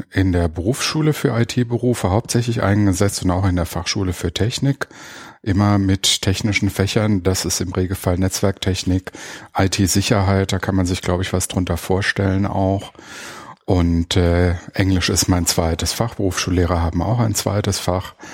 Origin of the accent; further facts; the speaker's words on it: Darmstadt, Hesse, Germany; ich bin aus Darmstadt, wohne auch dort